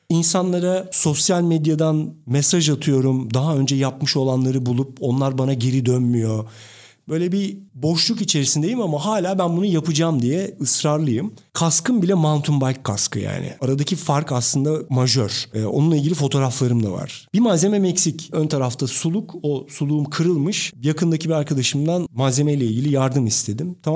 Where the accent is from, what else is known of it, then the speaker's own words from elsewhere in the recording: Turkey; Türk'üm ben.